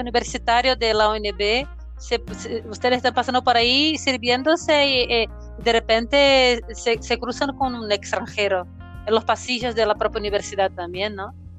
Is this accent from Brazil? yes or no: yes; Brazil; nosotros como profesores brasileños